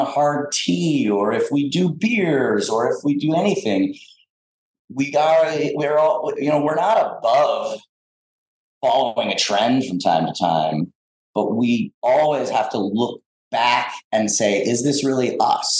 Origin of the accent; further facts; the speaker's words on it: South Florida, United States; moved away; I grew up in South Florida, so I'm a citrus kind of tropical fruit guy